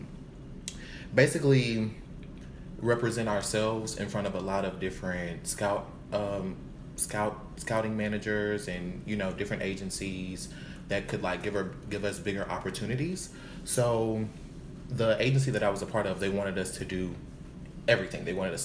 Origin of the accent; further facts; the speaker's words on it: Alexandria, Louisiana, United States; moved away as an adult; now in Houston, United States; I'm from Louisiana. A small town, Alexandria, Louisiana.